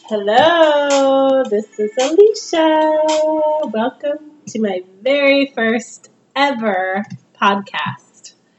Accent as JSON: {"language": "English", "region": "Northern California", "country": "United States", "tie": "born or raised there", "also_born_or_lived": "San Diego", "moved": "as an adult", "lives_now": "Portland, United States", "said": "where I grew up in Northern California"}